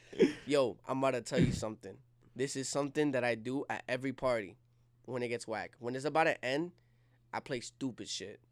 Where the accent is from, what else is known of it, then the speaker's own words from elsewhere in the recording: Jersey City, New Jersey, United States; I was born and raised in Jersey City